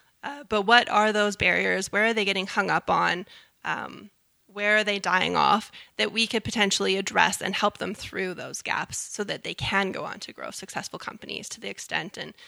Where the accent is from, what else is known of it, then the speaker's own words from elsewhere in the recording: Canada; we have to stop being so Canadian and brag a little.